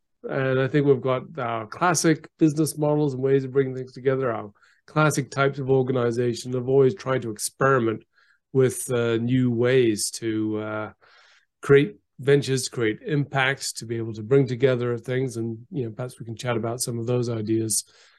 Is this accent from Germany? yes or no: no; Geneva, Switzerland; also born or lived in Canberra, Australia; So I was born in Canberra, but I left very young. My father was I got a job with the United Nations. So I went to Geneva and went to the International School of Geneva.